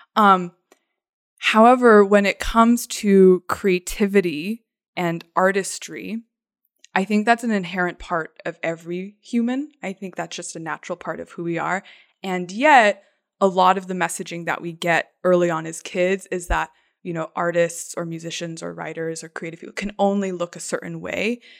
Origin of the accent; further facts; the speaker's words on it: Phoenix, Arizona, United States; I grew up in, like, East Valley, Phoenix